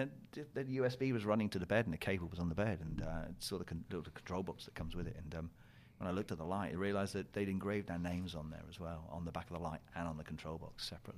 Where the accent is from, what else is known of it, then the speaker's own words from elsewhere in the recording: South West England, United Kingdom; I'm from Cornhole. Yeah, I'm from that Cornhole, yeah. Even though I don't have the accent.